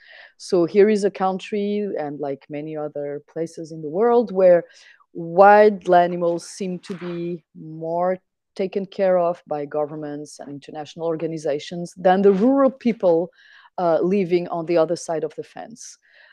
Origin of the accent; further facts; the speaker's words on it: France; also born or lived in Switzerland; now in Lisbon, Portugal; But first, you might need to know that I grew up mostly in France and in Switzerland in the Alps region, mostly in the mountains.